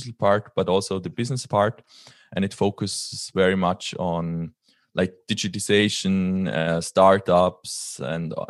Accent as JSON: {"language": "English", "country": "Liechtenstein", "tie": "born or raised there", "said": "So I am from Liechtenstein. It's a very tiny country in the middle of Europe between Switzerland and Austria. And yeah, I grew up here all my life. I'm still living here."}